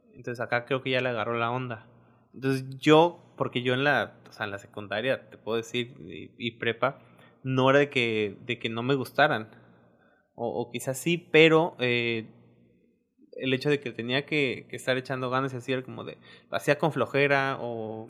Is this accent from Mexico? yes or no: yes; Misantla, Veracruz, Mexico; moved away as an adult; now in Isla, Mexico; yo soy de Misantla.